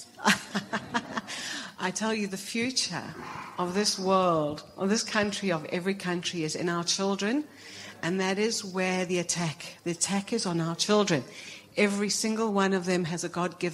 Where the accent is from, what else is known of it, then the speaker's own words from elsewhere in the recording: South Africa; moved away; I'm originally South African.